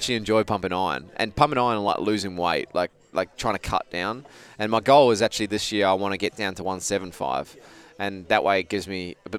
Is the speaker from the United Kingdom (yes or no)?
no; Australia; now in United States; So, I'm from Australia. What are you doing here? Oh, I'm actually just moved over here.